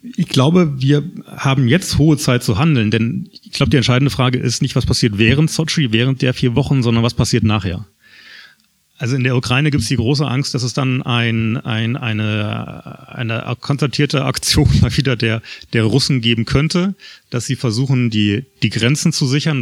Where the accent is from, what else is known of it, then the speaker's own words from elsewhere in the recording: Germany; Bei uns in Deutschland